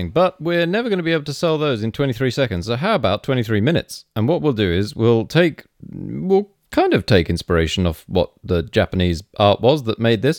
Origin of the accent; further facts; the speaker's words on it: United Kingdom; They're all farmers, and farmers talk like this because that's what we say we do because we're British and this is how accents work.